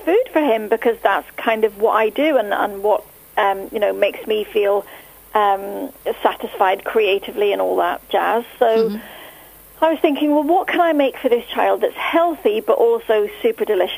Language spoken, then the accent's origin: English; Northern Ireland, United Kingdom; I grew up in Northern Ireland in a catering family